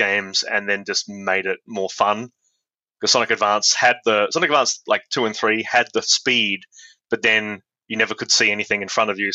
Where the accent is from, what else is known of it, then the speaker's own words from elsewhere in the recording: Adelaide, South Australia, Australia; moved away; I'm from Adelaide in South Australia, and there were no like game design courses or anything like that. So the closest thing I had was computer science at the University of Adelaide